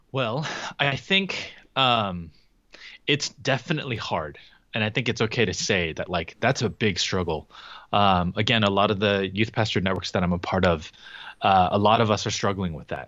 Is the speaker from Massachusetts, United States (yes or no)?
no; Southern California, United States; we're both from Southern California